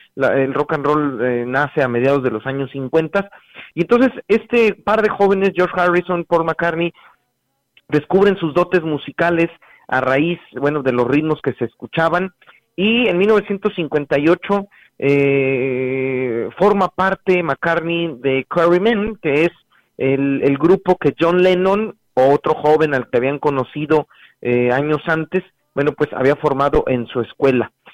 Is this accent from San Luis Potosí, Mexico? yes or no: yes; Ciudad Valles, San Luis Potosí, Mexico; moved away; Ciudad Valles, mi tierra adorada